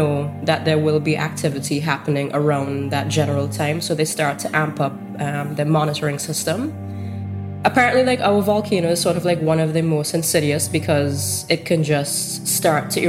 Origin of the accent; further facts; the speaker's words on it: St. Vincent & Grenadines; a photographer from St. Vincent and the Grenadines.